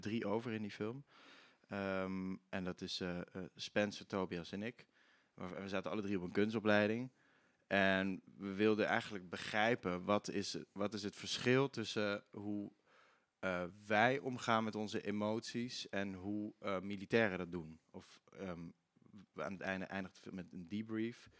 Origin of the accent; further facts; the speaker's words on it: Limburg, Netherlands; accent: Limburgish; Ik ben wel Limburgs opgevoed. Ik spreek wel dialect.